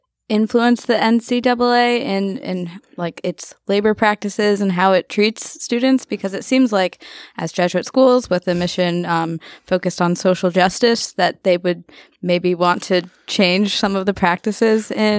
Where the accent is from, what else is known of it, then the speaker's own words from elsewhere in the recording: Virginia, United States; As a Virginian